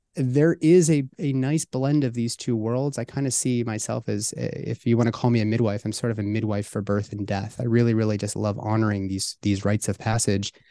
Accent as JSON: {"language": "English", "town": "Pittsburgh", "region": "Pennsylvania", "country": "United States", "tie": "born or raised there", "said": "my hometown of Pittsburgh"}